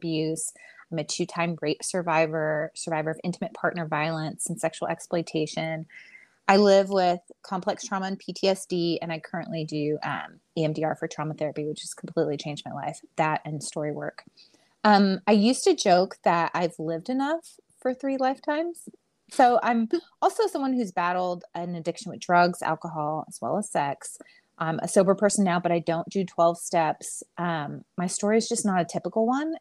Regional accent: Houston, Texas, United States; also born or lived in Long Island, New York; now in Dallas-Fort Worth, United States; I am from Long Island, New York. I like to preface with that before I tell people where I actually live, which is I live in Texas. I actually grew up in Houston. I moved to Texas when I was 9

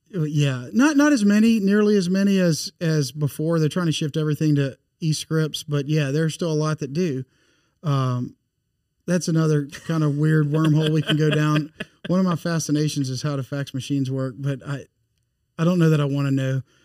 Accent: Bossier City, Louisiana, United States; moved away as an adult; also born or lived in Monroe; now in Baton Rouge, United States; I grew up in North Louisiana in Bossier City

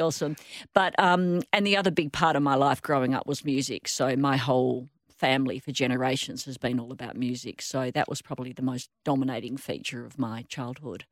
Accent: Perth, Western Australia, Australia; I grew up in Rossmoyne

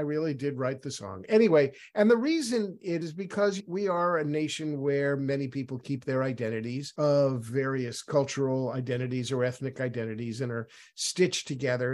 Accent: New York City, New York, United States; moved away; I'm originally from New York City, where everybody eats pastrami

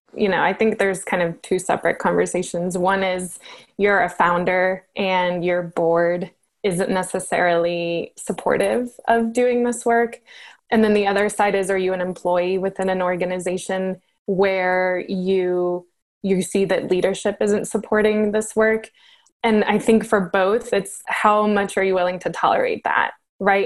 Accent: Colombia; I'm originally from Colombia

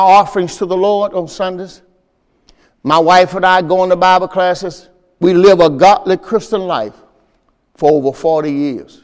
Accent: Mississippi, United States; moved away; also born or lived in Pontiac, Michigan; I'm from Mississippi

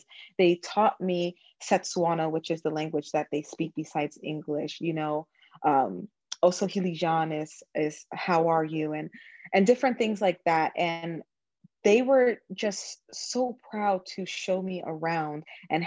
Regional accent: New York, United States; I was born in New York

